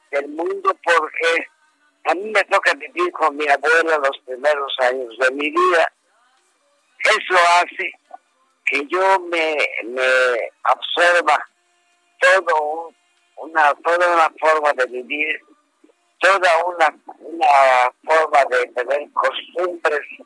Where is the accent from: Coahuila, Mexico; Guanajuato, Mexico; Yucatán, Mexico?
Yucatán, Mexico; yo soy yucateco